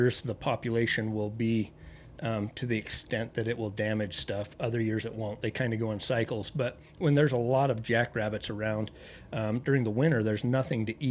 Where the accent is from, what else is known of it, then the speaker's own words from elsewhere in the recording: Mud Lake, Idaho, United States; I'm a hillbilly from Mud Lake, Idaho